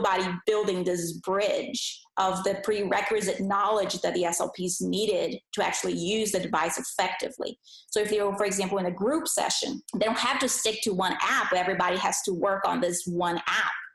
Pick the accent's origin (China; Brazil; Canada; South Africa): Brazil; English is a second language; moved away as an adult; also born or lived in Philadelphia; I was born in Brazil, and that's where I grew up. So I was there for 21 years of my life, and I didn't speak any English.